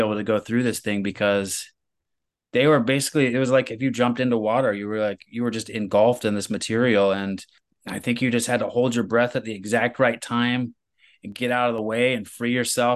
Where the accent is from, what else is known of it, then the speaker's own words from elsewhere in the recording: Midwest, United States; I grew up in the Midwest